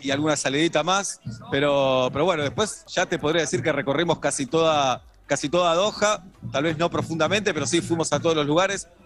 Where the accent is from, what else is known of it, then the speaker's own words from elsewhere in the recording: Argentina; somos argentinos